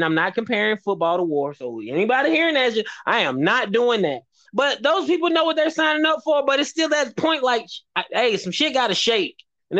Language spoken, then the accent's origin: English; Alabama, United States; I'm from Alabama